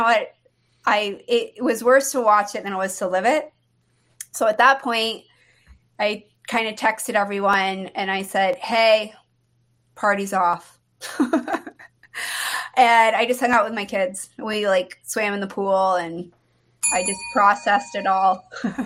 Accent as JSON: {"language": "English", "region": "New England", "country": "United States", "tie": "born or raised there", "moved": "yes", "said": "I grew up in New England, so all my friends in Maine"}